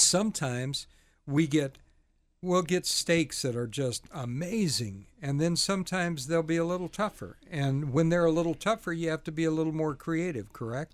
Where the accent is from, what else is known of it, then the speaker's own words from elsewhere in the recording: the South, United States; moved away; I'm originally from the South